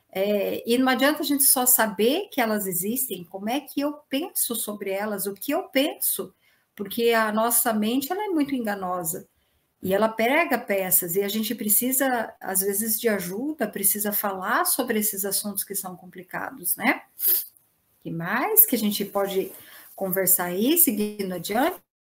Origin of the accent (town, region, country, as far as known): Brazil